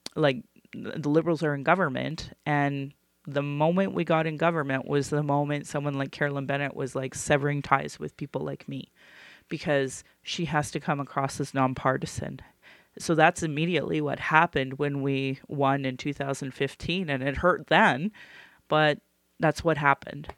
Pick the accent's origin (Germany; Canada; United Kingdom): Canada; Calgary, Alberta; born or raised there